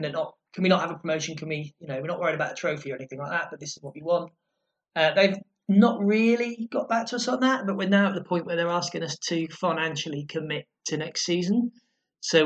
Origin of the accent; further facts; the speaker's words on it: Lowestoft, East of England, United Kingdom; Lowestoft, how my hometown